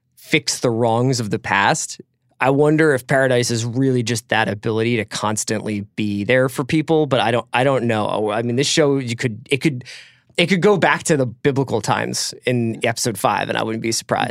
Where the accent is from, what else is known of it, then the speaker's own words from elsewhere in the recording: East Coast, United States; I come from the East Coast